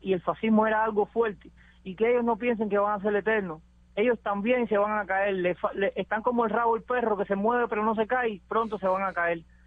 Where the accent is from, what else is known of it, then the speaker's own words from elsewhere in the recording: Cuba; moved away as an adult; now in United States; antes de yo salir de Cuba, yo me agarra la lancha de la frontera ahí cerca de donde yo vivo